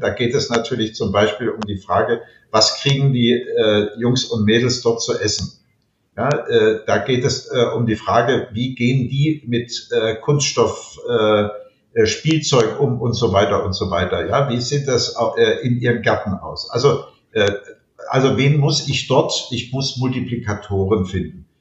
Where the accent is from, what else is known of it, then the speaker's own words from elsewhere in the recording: Alsbach-Hähnlein, Hesse, Germany; in meiner Heimatgemeinde alsbach hänlein an der Bergstraße